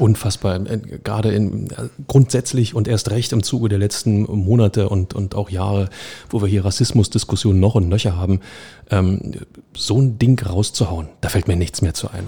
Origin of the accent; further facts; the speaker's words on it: Berlin, Germany; als Berliner